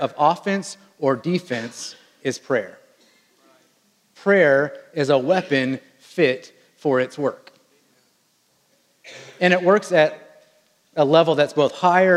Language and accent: English; Wichita, Kansas, United States; I was raised in what they call the air capital of the world, Wichita, Kansas, and there is a good chance that you have flown on a plane that was built in my hometown